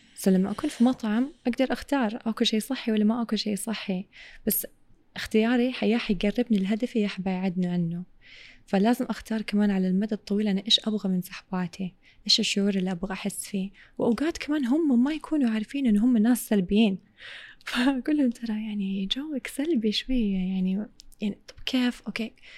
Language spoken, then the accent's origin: Arabic; Saudi Arabia; Arabic is a second language; also born or lived in England; بعد ان امي وابوي اتطلقوا وابوي اخذني السعوديه جيت على السعوديه وقتها ما كنت اتكلم عربي ابدا ابدا